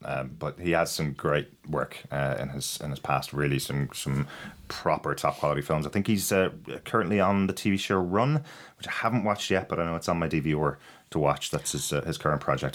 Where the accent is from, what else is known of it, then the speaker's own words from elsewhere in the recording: Ireland; I'm Irish